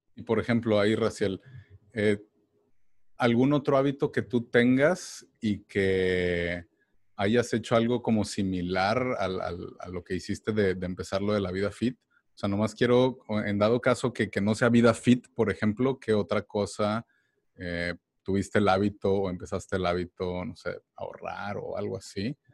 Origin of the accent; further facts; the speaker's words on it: Mexico; now in United States; uno como mexicano